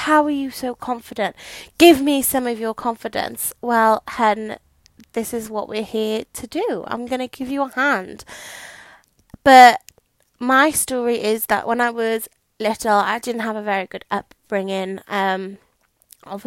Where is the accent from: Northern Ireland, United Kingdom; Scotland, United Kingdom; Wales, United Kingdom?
Wales, United Kingdom; South; accent: Welsh; I'm from South Wales, so I say what's for tea instead of what's for dinner